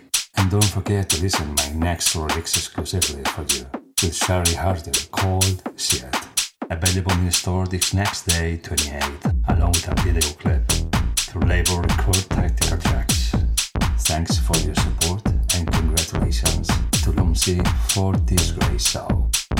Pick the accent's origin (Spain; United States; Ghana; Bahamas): Spain; also born or lived in Valencia, Spain; from Spain